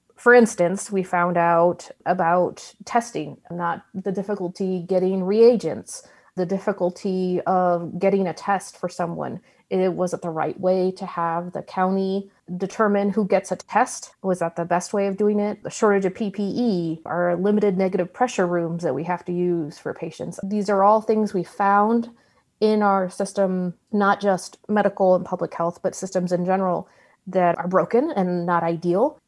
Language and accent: English; United States